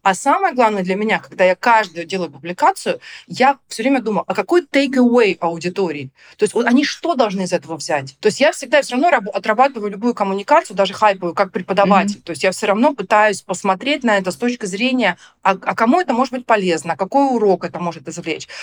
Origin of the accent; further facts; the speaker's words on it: Rostov-on-Don, Rostov Oblast, Russia; moved away; я такая девочка из Ростова